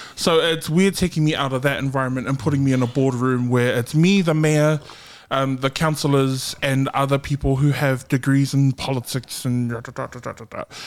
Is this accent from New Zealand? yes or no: yes; Auckland, New Zealand; I'm from South Auckland